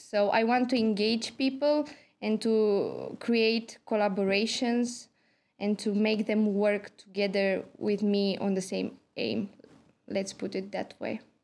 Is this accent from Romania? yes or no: yes; Galați, Galați County, Romania; moved away as an adult; also born or lived in Cluj-Napoca, Romania / Bordeaux, France; now in Tampere, Finland; I'm from Romania. I have been living in Galați. This is my hometown.